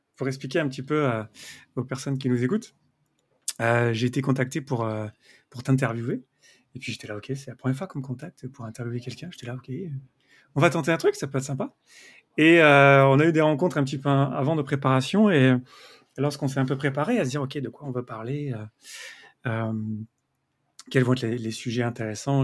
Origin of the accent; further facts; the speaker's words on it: near Avignon, Provence-Alpes-Côte d'Azur, France; je viens euh, d'à côté d'Avignon, donc je connais bien le sud